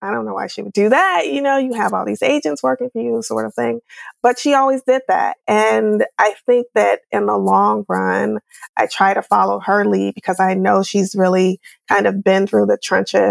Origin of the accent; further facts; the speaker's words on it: Chicago, Illinois, United States; We're from Chicago, both of us